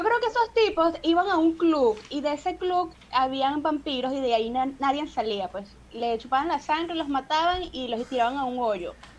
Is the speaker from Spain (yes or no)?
no; Venezuela; moved away as an adult; now in Peru; yo saliera de Venezuela